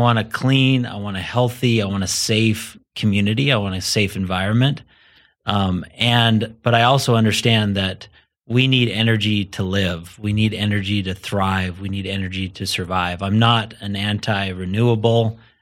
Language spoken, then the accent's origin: English; southern Idaho, United States; moved away as an adult; now in Colorado, United States; so I grew up in a small community in southern Idaho.